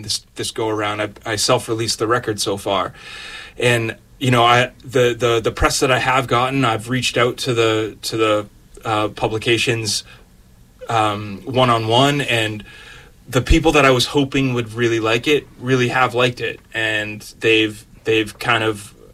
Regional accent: Boston, Massachusetts, United States; being a Bostonian

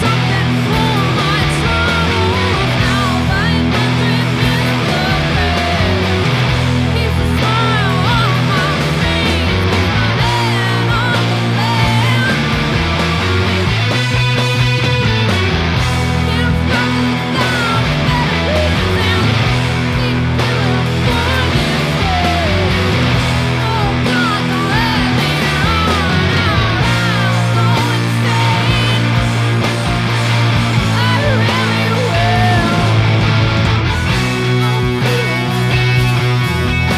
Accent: Boston, Massachusetts, United States; We are from Boston

